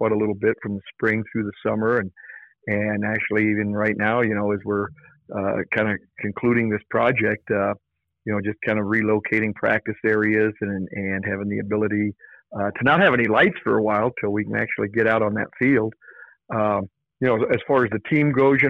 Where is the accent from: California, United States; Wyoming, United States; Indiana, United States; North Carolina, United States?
Wyoming, United States; Kemmerer; now in Lander, United States; having both my wife and I been from Wyomingites, and I'm from Kemmer